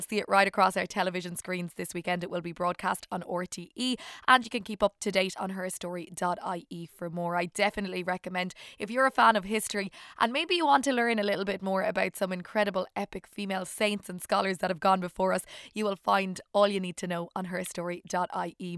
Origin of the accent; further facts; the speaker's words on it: Ireland; being Irish. There's that richness in our culture